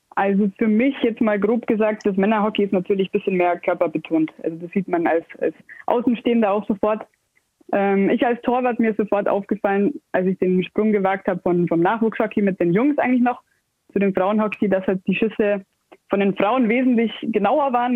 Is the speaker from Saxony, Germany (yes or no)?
no; Ingolstadt, Bavaria, Germany; bin gebürtig aus Ingolstadt, wohne hier schon immer, spiele schon immer hier